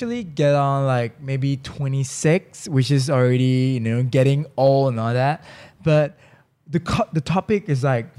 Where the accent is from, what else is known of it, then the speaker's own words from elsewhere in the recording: Bangkok, Thailand; I was born and raised in Bangkok.